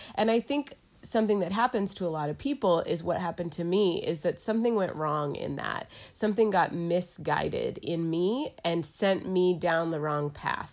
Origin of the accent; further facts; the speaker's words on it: Dallas, Texas, United States; moved away as an adult; also born or lived in New York City; now in Asheville, United States; I'm from Dallas, Texas. I moved to Asheville, North Carolina in two thousand two for college.